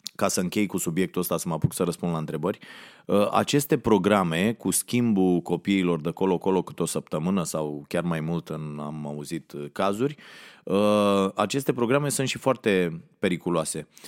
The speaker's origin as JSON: {"language": "Romanian", "town": "Ploiești", "region": "Prahova", "country": "Romania", "tie": "born or raised there", "said": "m-am născut la Ploiești"}